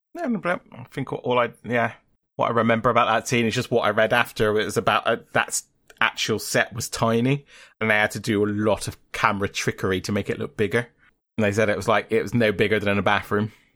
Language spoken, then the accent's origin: English; England, United Kingdom; we're English, it's like, it's our language